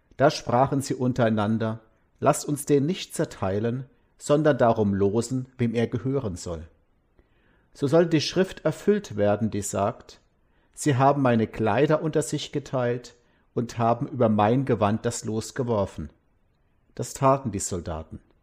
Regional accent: Mosbach, Baden-Württemberg, Germany; meine Heimatstadt Mosbach

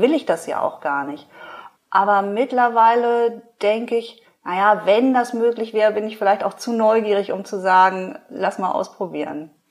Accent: farm near Pinneberg district, Schleswig-Holstein, Germany; ich bin auf dem Bauernhof groß geworden.

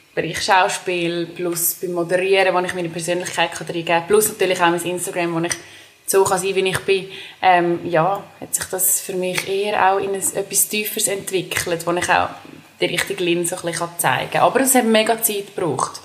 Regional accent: Dallenwil, Nidwalden, Switzerland; moved away; ich bin ursprünglich aus Nidwalden. Das ist, ähm, in, also ich bin in Dallewil geboren. Es ist ein kleines Dörfchen in Nidwalden

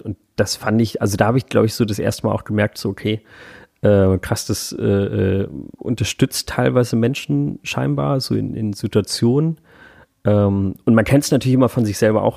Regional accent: Hamburg, Germany; moved away as an adult; now in Berlin, Germany; ich komme halt aus Hamburg, also es ist meine Heimatstadt

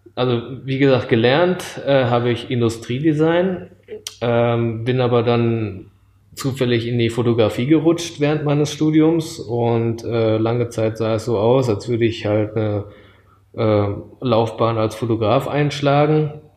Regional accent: Düsseldorf, North Rhine-Westphalia, Germany; moved away as an adult; also born or lived in Japan; aufgewachsen bin ich in äh, Nordrhein-Westfalen, in Düsseldorf

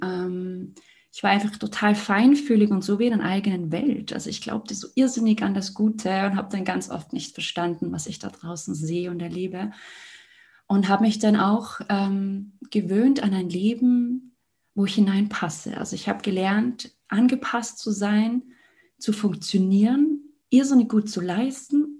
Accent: Liechtenstein; Ich komme aus Liechtenstein

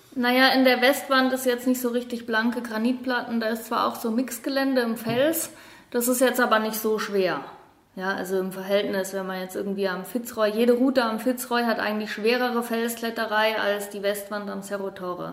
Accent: Heidelberg, Baden-Württemberg, Germany; also born or lived in Patagonia / Dolomites / Innsbruck; now in Allgäu, Germany; Ich komme ursprünglich aus Heidelberg

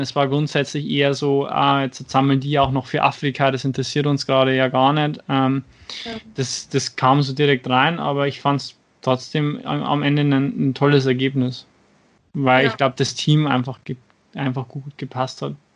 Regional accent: Schwandorf, Bavaria, Germany; aus meiner Heimatstadt, aus Schwandorf

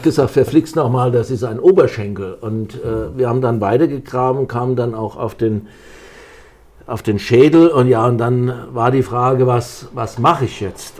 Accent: St. Ilgen, Baden-Württemberg, Germany; accent: Kurpfälzer; moved away as an adult; now in Delkenheim, Germany; Ich war schon als Jugendlicher in St. Ilgen, wo ich geboren bin, beim Roten Kreuz

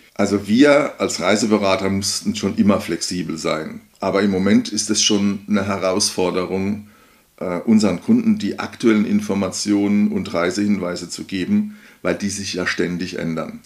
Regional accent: Odenwald, Hesse, Germany; ich komme aus dem Bodenwald

